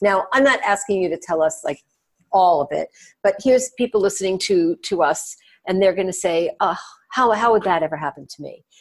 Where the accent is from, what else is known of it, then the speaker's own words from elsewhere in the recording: New York, United States; I'm from New York.